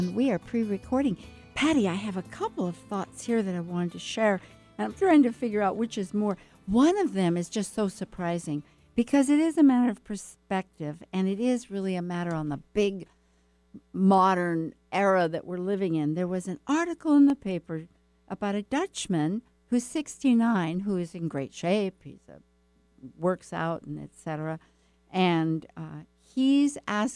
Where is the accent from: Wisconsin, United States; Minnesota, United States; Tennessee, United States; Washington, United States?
Washington, United States; Seattle; I went to Garfield, you know, High School in Seattle